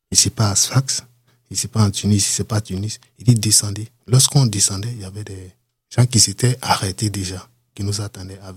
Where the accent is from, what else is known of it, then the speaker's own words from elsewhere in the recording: Cameroon; Donc, du coup, les Camerounais, on nous tous, comme on est des Noirs, je me suis approché.